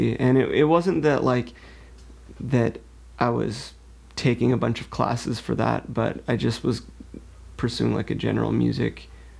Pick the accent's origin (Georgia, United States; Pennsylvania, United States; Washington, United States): Washington, United States; Lake Forest Park; also born or lived in Lynnwood / Seattle / North Bend; I actually grew up in Lake Forest Park.